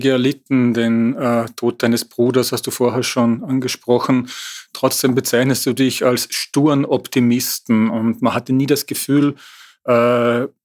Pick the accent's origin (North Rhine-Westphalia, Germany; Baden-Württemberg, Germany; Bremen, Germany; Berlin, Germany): North Rhine-Westphalia, Germany; Äh, nun komme ich auch aus dem Ruhrgebiet.